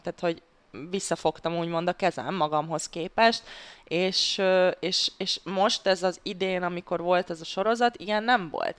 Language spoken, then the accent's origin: Hungarian; Hungary; mivel magyar, magyarként